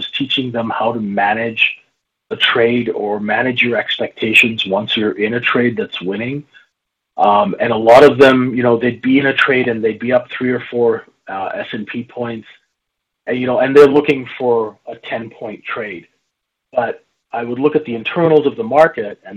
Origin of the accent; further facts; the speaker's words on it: Saskatchewan, Canada; Growing up in Saskatchewan